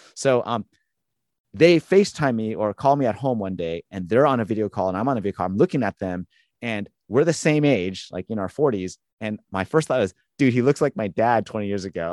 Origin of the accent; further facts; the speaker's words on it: Southern California, United States; moved away as an adult; now in Boston, United States; growing up in Southern California